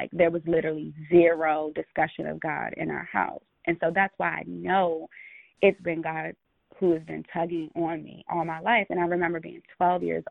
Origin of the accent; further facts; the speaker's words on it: United States; I'm American